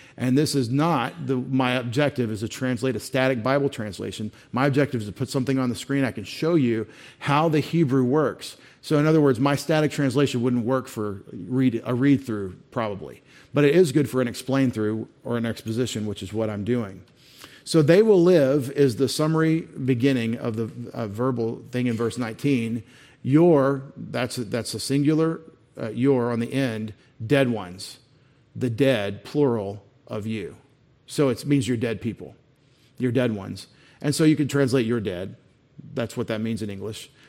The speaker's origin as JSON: {"language": "English", "country": "United States", "said": "I'm an American, and I'm a new American"}